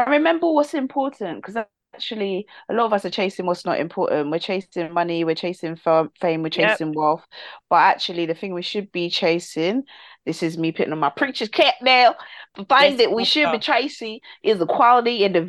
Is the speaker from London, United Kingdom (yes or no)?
yes; London, United Kingdom; I'm from South. Yes.